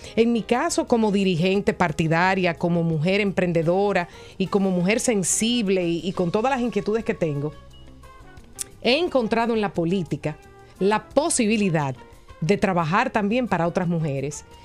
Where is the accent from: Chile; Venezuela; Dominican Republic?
Dominican Republic; de nuestros dominicanos y dominicanas, de nuestros capitaleños